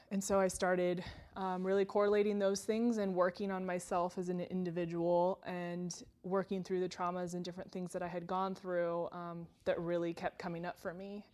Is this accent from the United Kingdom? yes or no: no; Temecula, California, United States; I grew up in Temecula in Southern California